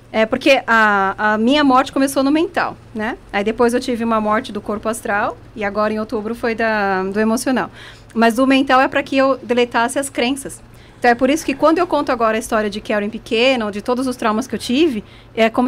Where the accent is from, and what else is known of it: Brazil; born or raised there; now in Switzerland